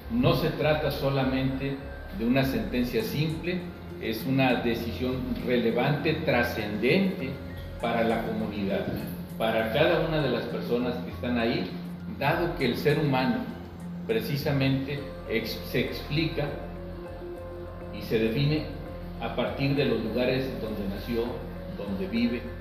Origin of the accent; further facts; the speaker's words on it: Tamaulipas, Mexico; moved away; also born or lived in Chiapas; en mi tierra, en Tamaulipas